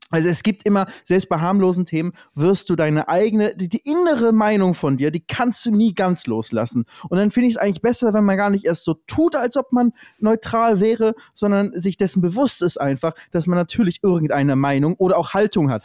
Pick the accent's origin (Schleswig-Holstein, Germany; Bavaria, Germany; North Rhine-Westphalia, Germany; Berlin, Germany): Schleswig-Holstein, Germany; Lübeck; Ich komme ja aus, aus dem Norden, aus Lübeck, so genauso wie du aus dem Norden, Norddeutscher